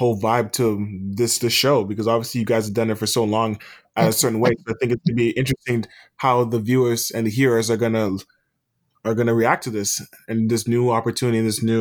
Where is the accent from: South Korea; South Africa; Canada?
Canada; Scarborough, Ontario; now in North Bay, Canada; I'm from Scarborough, Ontario.